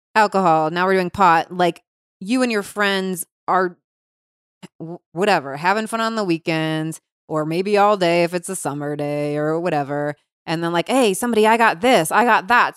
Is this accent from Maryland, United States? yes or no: no; Cincinnati, Ohio, United States; I grew up in Cincinnati, Ohio.